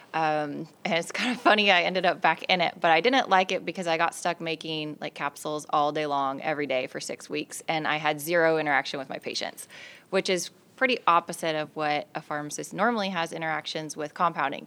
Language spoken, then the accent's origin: English; California, United States; also born or lived in Las Vegas, Nevada; I was born and raised in California